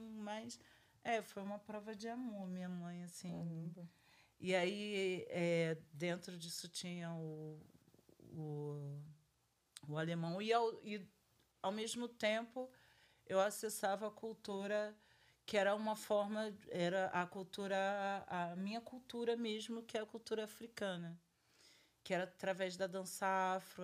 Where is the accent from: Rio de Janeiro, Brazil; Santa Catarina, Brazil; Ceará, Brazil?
Rio de Janeiro, Brazil; sou do Rio, eu sou do ah. do Rio de Janeiro. Eu nasci numa família preta